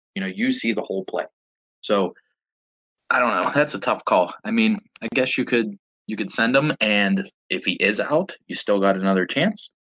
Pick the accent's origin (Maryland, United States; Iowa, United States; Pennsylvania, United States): Pennsylvania, United States; Pittsburgh; born and raised in Pittsburgh, PA